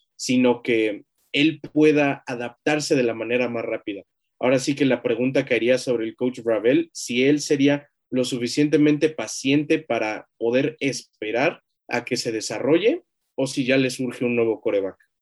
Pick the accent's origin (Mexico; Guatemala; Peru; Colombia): Mexico; como mexicanos